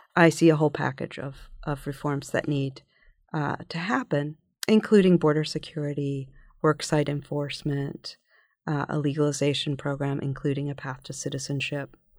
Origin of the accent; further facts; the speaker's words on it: Philadelphia, Pennsylvania, United States; growing up in Philadelphia in the nineteen sixties and seventies